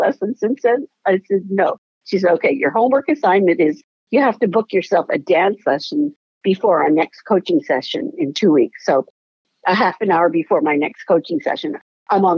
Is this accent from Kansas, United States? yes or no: no; Hawaii, United States; I was living in Hawaii at the time